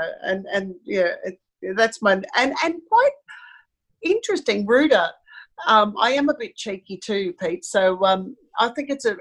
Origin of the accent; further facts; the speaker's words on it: Sydney, New South Wales, Australia; I was born in Sydney, and we had a holiday house down at a place called Sussex Inlet